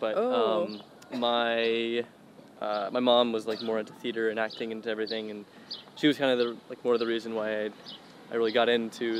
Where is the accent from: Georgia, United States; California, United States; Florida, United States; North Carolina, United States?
Georgia, United States; moved away as an adult; Yeah, yeah, I'm from Georgia. That's where I like grew up and kind of got into acting and everything was in Georgia. I moved out here like in September.